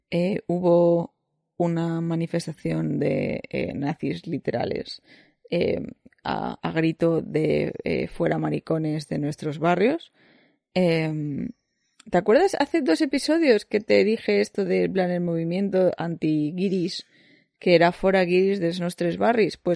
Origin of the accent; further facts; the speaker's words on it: Spain; como soy español, y mis padres eran españoles, y mis abuelos eran españoles